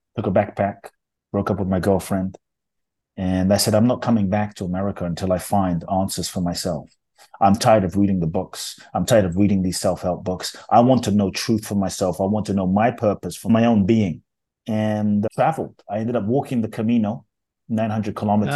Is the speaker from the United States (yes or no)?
no; London, United Kingdom; born or raised there; also born or lived in Ghana